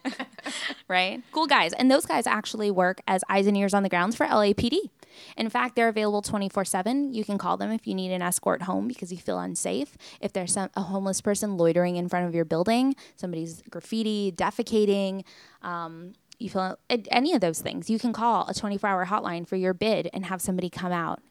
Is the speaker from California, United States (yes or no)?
yes; Long Beach, California, United States; now in Los Angeles, United States; I'm born and raised in Long Beach